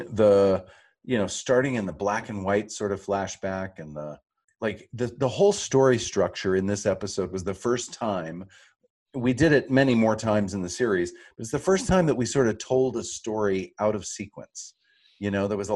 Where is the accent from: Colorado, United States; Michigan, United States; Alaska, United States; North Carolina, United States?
North Carolina, United States; I'm from the South. I'm from North Carolina